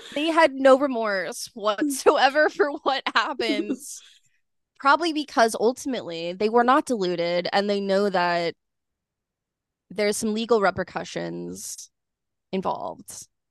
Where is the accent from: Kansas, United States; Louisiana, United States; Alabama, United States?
Kansas, United States; also born or lived in Lawrence, Kansas; growing up in Kansas and then, like, in Lawrence